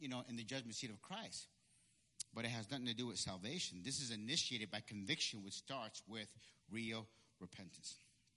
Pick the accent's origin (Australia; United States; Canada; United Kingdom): United States; Peekskill, New York; also born or lived in Puerto Rico; when we moved back from Puerto Rico and moved back to Peekskill, okay, where I went to middle school, okay, I went to Peekskill Middle School